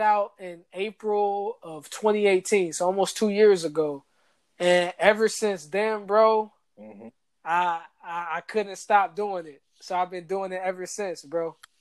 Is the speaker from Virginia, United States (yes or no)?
no; Atlanta, Georgia, United States; moved away as an adult; also born or lived in Washington, D.C.; growing up in Atlanta